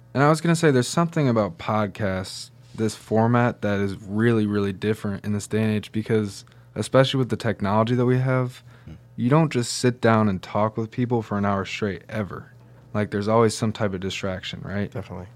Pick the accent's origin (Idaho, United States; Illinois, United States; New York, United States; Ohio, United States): New York, United States; Syracuse; also born or lived in Detroit; I came from Syracuse